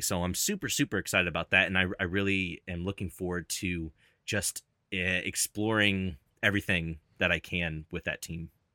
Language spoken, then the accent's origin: English; Louisville, Kentucky, United States; also born or lived in Cincinnati, Ohio; now in Dallas, United States; my hometown is in Louisville, Kentucky